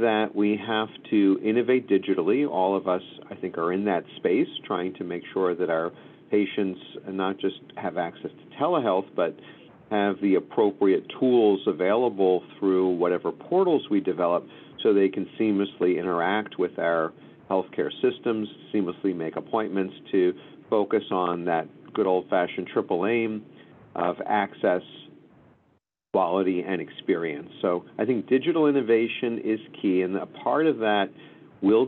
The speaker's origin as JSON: {"language": "English", "town": "Philadelphia", "region": "Pennsylvania", "country": "United States", "tie": "born or raised there", "also_born_or_lived": "Los Angeles", "moved": "as an adult", "lives_now": "New York, United States", "said": "I was raised in Philadelphia"}